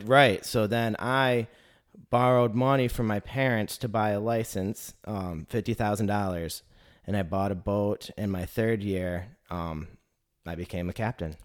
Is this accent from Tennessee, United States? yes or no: no; Northern Michigan, United States; moved away as an adult; also born or lived in Alaska; now in Chattanooga, United States; I came from Northern Michigan, so I'm a Michigander